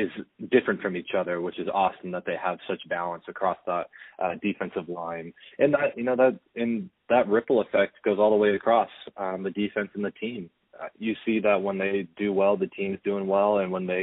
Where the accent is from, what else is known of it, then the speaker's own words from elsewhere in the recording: Pasadena, California, United States; also born or lived in Syracuse, New York; my hometown of Pasadena, California